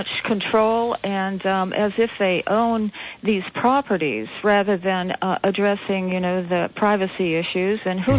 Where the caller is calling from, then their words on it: Santa Cruz, California, United States; I'm calling from Santa Cruz